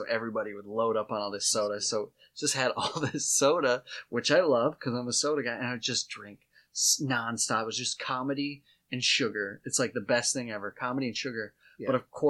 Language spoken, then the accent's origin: English; Watertown, South Dakota, United States; you and I grew up in Watertown.